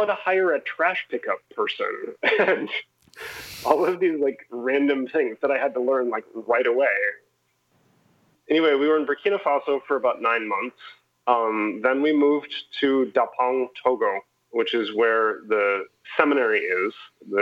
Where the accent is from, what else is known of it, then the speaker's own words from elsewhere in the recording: Los Angeles, California, United States; moved away as an adult; also born or lived in Minnesota / Fort Wayne, Indiana / Omaha, Nebraska; now in Madison, United States; I was born and raised in Los Angeles, California. I'm a third generation Angeleno